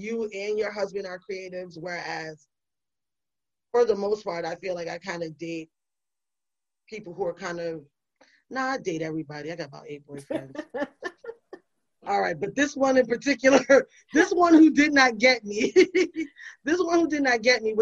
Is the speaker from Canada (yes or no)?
no; New York City, New York, United States; moved away as an adult; I'm from the Bronx. I was born in 79